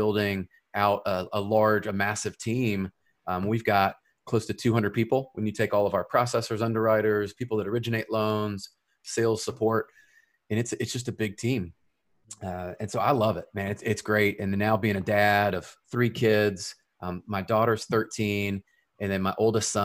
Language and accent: English; Memphis, Tennessee, United States; I'm originally from Memphis, Tennessee. And so that's just on the west side of the state. And I grew up there